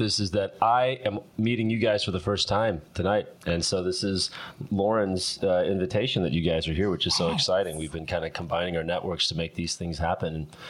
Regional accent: Minneapolis, Minnesota, United States; now in Los Angeles, United States; I'm from Minneapolis originally

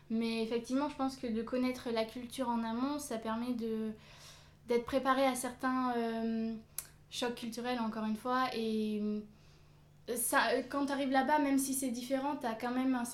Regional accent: France; also born or lived in South Korea; j'ai 22 ans bientôt 23. Je suis française et j'ai vécu pendant 6 mois à peu près en Corée du Sud.

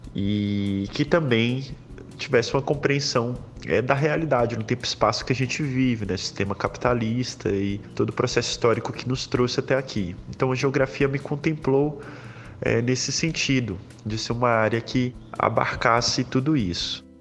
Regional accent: Brazil; enquanto brasileiro

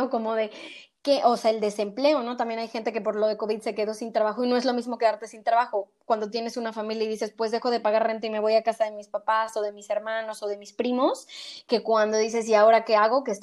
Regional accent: Mexico; moved away as an adult; also born or lived in Argentina; now in Spain; soy orgullosamente mexicana igual que tú, inmigrante también, eh, yo vivo en España

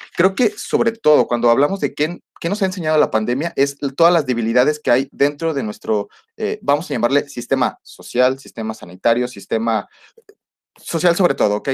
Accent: Mexico; nosotros como mexicanos

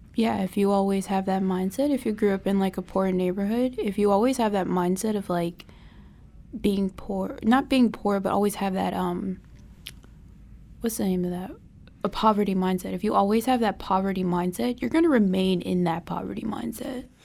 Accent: Charlotte, North Carolina, United States; my hometown is Charlotte, North Carolina.

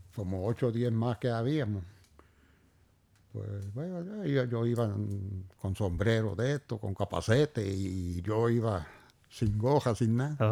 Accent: Puerto Rico; yo nací un 24 de noviembre de 1940 en el barrio Río Arriba, donde vivo ahora mismo, la misma finca

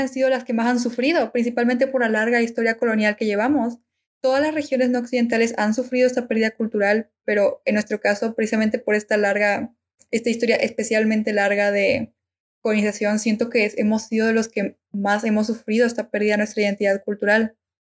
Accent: Argentina; now in Mexico; soy argentina

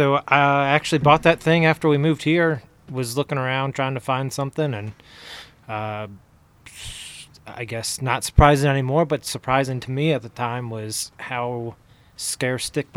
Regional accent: Ohio, United States; also born or lived in Texas; now in Salt Lake City, United States; I grew up in Ohio, and before we moved here, my wife and I, we were in just south of Houston, Texas.

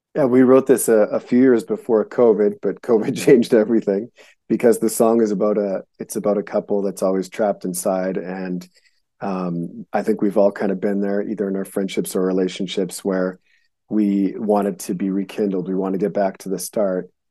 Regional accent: Winnipeg, Manitoba, Canada; also born or lived in Montana; now in United States; I was born in Winnipeg, Manitoba, which is the dead center of Canada

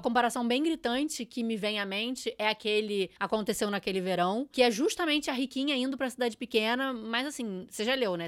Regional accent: Brazil; somos brasileiros brasileiros

